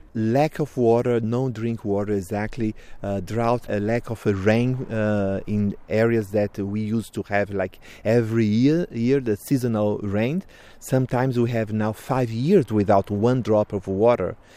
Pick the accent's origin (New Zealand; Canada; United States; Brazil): Brazil; I'm from Krenak people in Brazil, Vanuiri clan